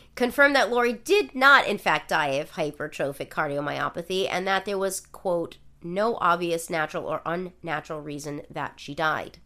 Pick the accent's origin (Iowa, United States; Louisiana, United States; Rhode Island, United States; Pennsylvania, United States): Rhode Island, United States; my home state of the state of Rhode Island